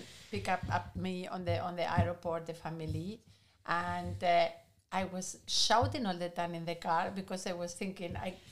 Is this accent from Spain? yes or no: yes; Galicia, Spain; English is a second language; moved away as an adult; also born or lived in Madrid, Spain; now in Germany; It's very similar to Galicia, to my corner in Spain.